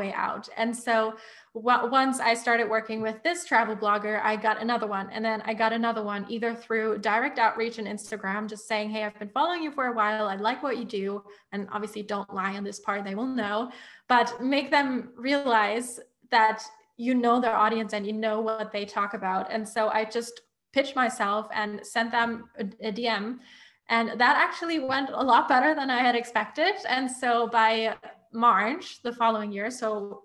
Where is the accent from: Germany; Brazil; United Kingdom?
Germany; moved away; I'm originally from Germany.